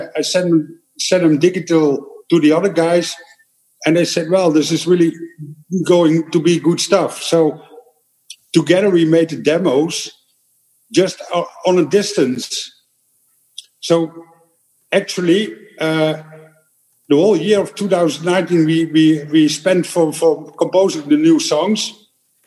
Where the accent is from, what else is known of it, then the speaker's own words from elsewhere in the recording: eastern Netherlands, Netherlands; English is a second language; I'm from the East